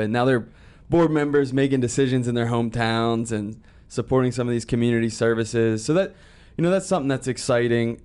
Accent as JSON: {"language": "English", "area": "Mercer County", "region": "Pennsylvania", "country": "United States", "tie": "born or raised there", "said": "this is my hometown"}